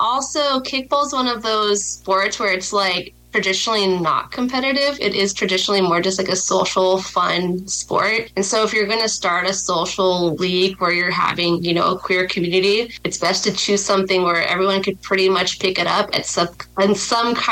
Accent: Los Angeles, California, United States; moved away as an adult; now in Fresno, United States; Originally, I'm from Los Angeles

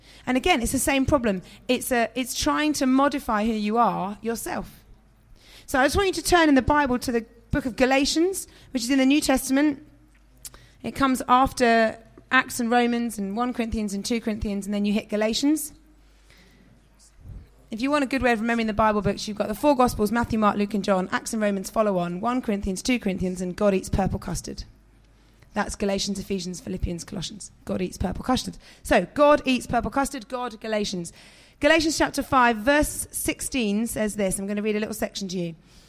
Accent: London, United Kingdom; also born or lived in northern England; I grew up in South London, West London, but my mum and dad were quite well-spoken, so I didn't have a particularly strong London accent. And then I moved to the countryside in the north

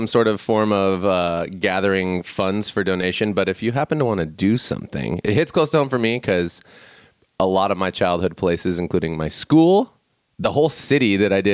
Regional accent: Chico, California, United States; In Chico, California, where I was born and raised, not born, but raised

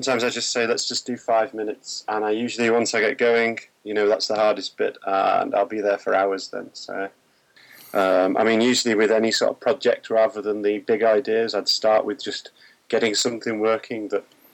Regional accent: Manchester, North West England, United Kingdom; I was born in Manchester and still live there in the UK.

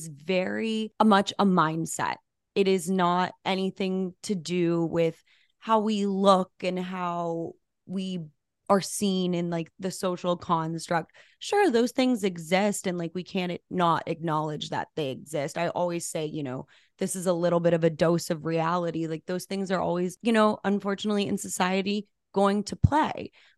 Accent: Albuquerque, New Mexico, United States; moved away as an adult; also born or lived in Los Angeles, California; I grew up in Albuquerque, New Mexico, which is like a very small-ish city. City's a nice word. It's a town. And I moved to LA for college.

